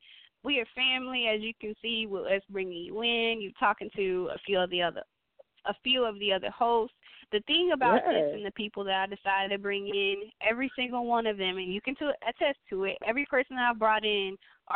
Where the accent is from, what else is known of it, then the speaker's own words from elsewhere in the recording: Memphis, Tennessee, United States; Memphis, Tennessee, my hometown